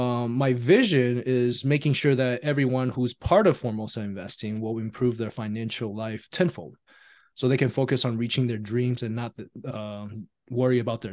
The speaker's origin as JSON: {"language": "English", "country": "Taiwan", "moved": "yes", "lives_now": "United States", "said": "I'm an immigrant from Taiwan, and they brought us over to America to, you know, give us the opportunity to live out the American dream."}